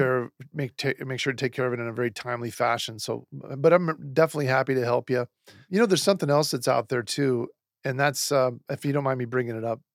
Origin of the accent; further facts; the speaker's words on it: Seattle, Washington, United States; now in Phoenix, United States; I'm from Seattle, Washington originally.